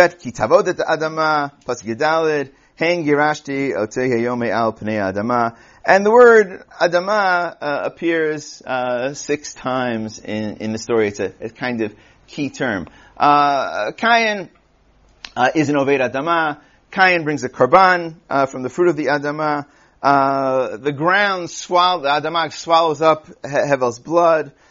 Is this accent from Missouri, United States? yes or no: no; New York City, New York, United States; I'm from Queens